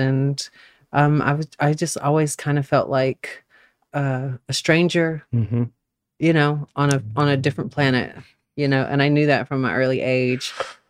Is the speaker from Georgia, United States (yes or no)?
yes; Albany, Georgia, United States; also born or lived in Atlanta, Georgia; I was born in Albany, Georgia. Mm-hmm. Hometown of Paula Deen and Ray Charles.